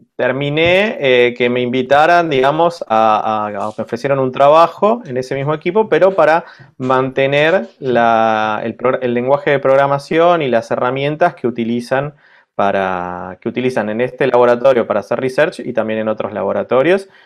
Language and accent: Spanish; Argentina; moved away as an adult; also born or lived in Buenos Aires; now in Lille, France; somos eh, cuatro argentinos